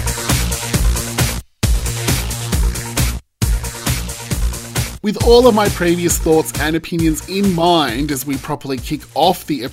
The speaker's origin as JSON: {"language": "English", "country": "Australia", "also_born_or_lived": "Melbourne, Australia", "said": "as Australian fans of the girls"}